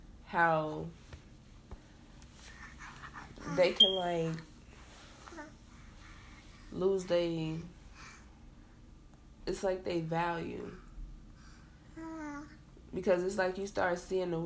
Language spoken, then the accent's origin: English; Chicago, Illinois, United States; the city that I'm from Chicago. So, you know, a lot of things, I don't never forget where I come from